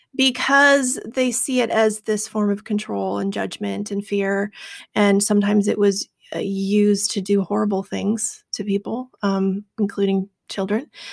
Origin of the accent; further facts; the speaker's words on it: Seattle, Washington, United States; I grew up in Seattle. We're pretty liberal out here.